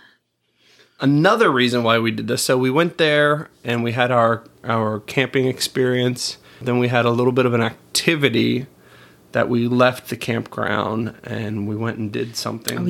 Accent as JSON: {"language": "English", "town": "Melbourne", "region": "Florida", "country": "United States", "said": "we're from Melbourne, where you can see the rockets"}